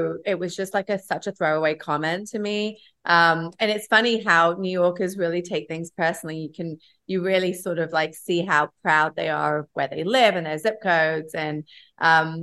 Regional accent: England, United Kingdom; also born or lived in Los Angeles / Asia; now in New York, United States; I grew up in England. I lived in LA. I lived in New York. I spent some time in Asia

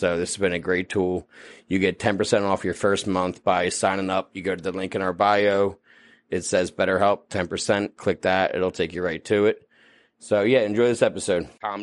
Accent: New Jersey, United States; also born or lived in Los Angeles; I'm from New Jersey

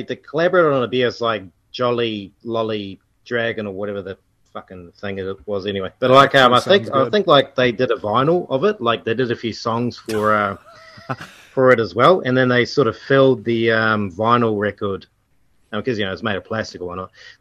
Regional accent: Western Australia, Australia; moved away; I'm from Western Australia, so I was like, I got out of there at the right time

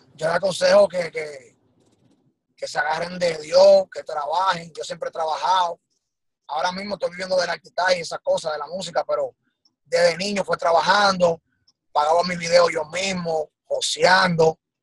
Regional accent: Dominican Republic; nosotros, los, talentos de allá de RD

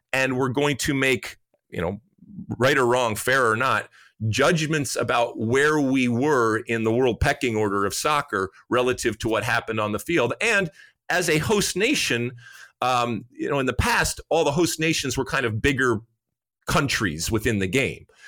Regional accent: Detroit, Michigan, United States; I grew up in Detroit

